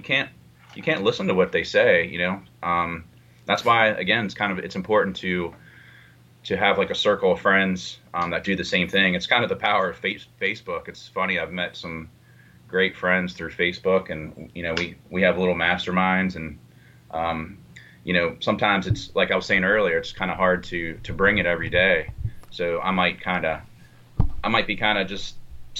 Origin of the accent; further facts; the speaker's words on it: West Virginia, United States; now in Baltimore, United States; I grew up in West Virginia, this small town in West Virginia. Now I live in Baltimore